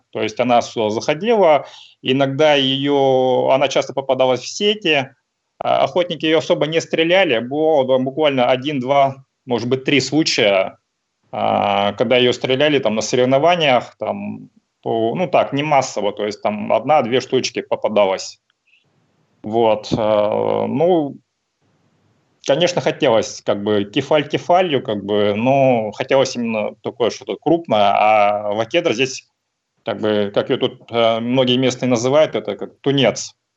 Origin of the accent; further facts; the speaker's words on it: Sakhalin Oblast, Russia; moved away as an adult; now in Vladivostok, Russia; я родом с Сахалина, там родился, прожил какое-то время, а, потом, соответственно, переехал в Владивосток э, на учебу, ну, так здесь и остался